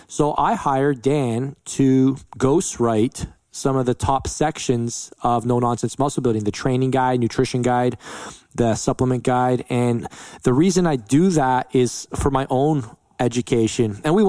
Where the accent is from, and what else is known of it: London, Ontario, Canada; born or raised there